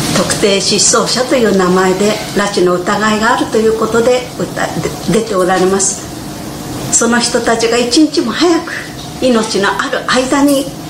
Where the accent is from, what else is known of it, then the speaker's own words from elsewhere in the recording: Ichihara, Chiba, Japan; 市原市出身